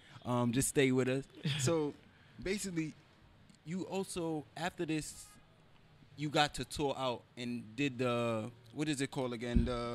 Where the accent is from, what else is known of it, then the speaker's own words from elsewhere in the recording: New York City, New York, United States; where I come from the Bronx in New York.